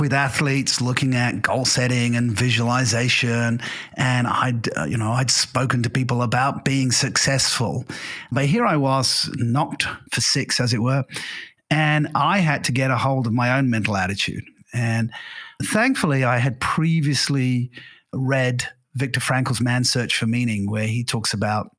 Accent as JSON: {"language": "English", "region": "England", "country": "United Kingdom", "tie": "born or raised there", "also_born_or_lived": "Singapore", "moved": "as an adult", "lives_now": "Portugal", "said": "English by birth. I went to an English grammar school"}